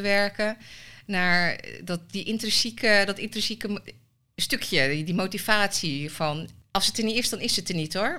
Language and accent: Dutch; Almelo, Overijssel, Netherlands; also born or lived in Suriname; ben in Suriname geboren. Wel echt opgegroeid in Nederland. Ehm, nou, Almelo.